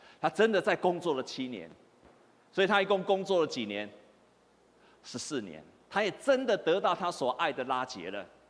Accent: Taiwan; 我们台湾人

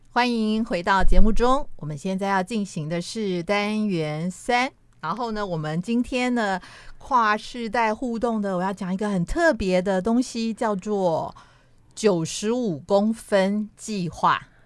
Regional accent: Taipei, Taiwan; 我的家我是住在信义路

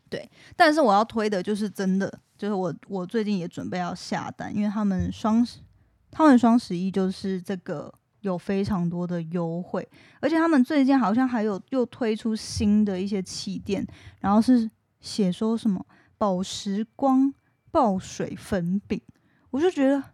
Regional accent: Taiwan; accent: Taiwanese Mandarin; 我自己的台湾国语越来越，越来越严重了

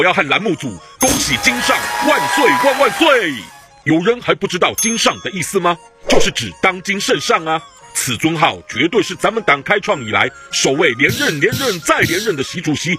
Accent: Jiangsu, China; 让我老家江苏那儿竟然仅因一人阳性，就把一个县给封了一百零三万人。

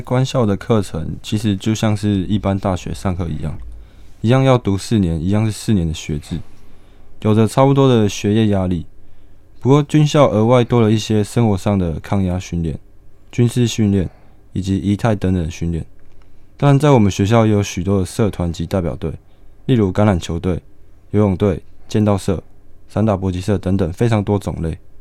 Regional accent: Hualien, Hualien County, Taiwan; 我从小也是从花莲成长，是一个道地的花莲人

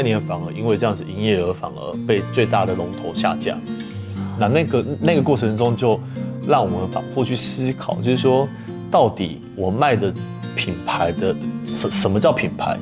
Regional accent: Taipei, Taiwan; 因为我是台北长大的小孩

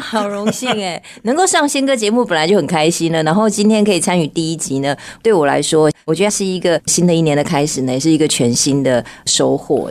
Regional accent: Miaoli County, Taiwan; moved away as an adult; now in Taipei, Taiwan; 我其实也不是台北人，我是嗯。苗栗人

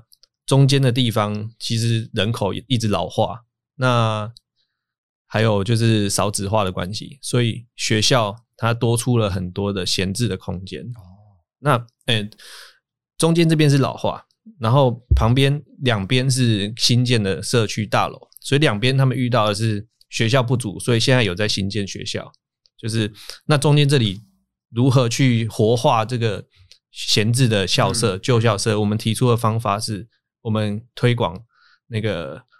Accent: Taiwan; 对，然后我们台湾人又会觉得啊，拍谁，所以就会就又找地方乱乱停这样子

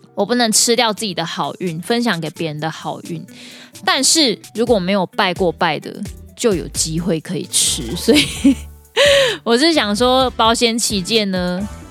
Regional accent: Taiwan; 身为台湾人

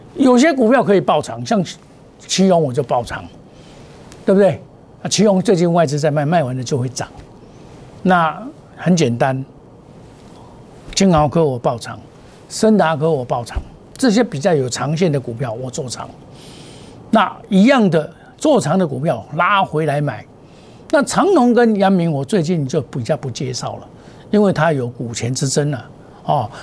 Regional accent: Taiwan; 我是土生土长，我架杠的台湾人

